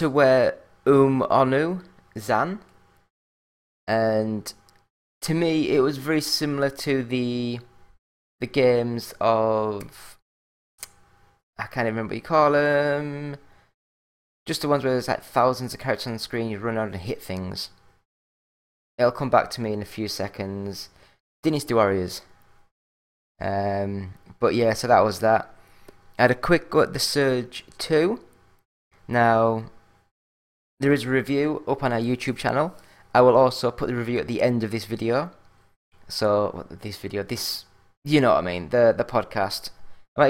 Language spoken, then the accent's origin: English; England, United Kingdom; I'm English